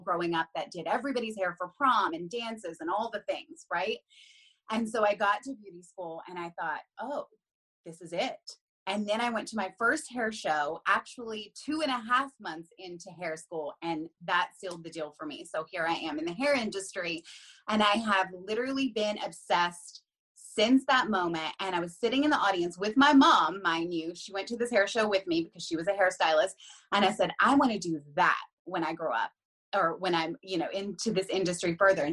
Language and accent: English; Huntington, West Virginia, United States; moved away as an adult; also born or lived in North Carolina; now in Philadelphia area, United States; I'm originally from Huntington, which is kind of like on the border of Kentucky and Ohio